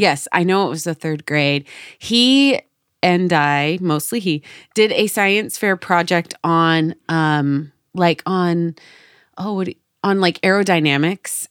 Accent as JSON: {"language": "English", "region": "Oregon City area", "country": "United States", "said": "I'm from this area, the Oregon Trail ends in Oregon City"}